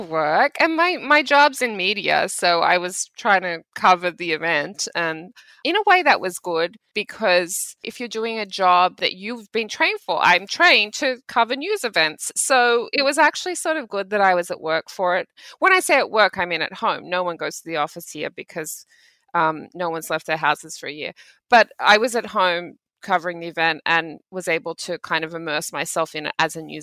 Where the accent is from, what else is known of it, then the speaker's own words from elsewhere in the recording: Australia; I grew up in Australia in the 1990s.